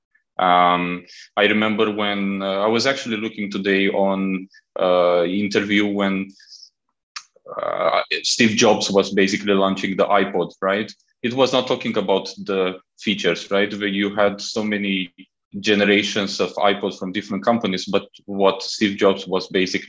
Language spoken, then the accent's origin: English; Romania; moved away as an adult; also born or lived in Southeast Asia; now in Malaysia; I'm originally from Romania